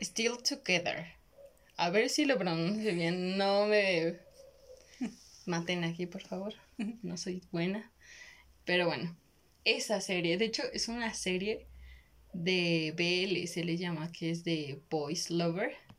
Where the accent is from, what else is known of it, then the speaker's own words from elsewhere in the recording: Mexico; somos de México